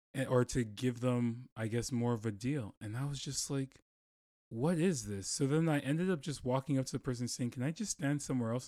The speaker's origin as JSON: {"language": "English", "town": "Toronto", "region": "Ontario", "country": "Canada", "moved": "yes", "said": "I'm from Toronto"}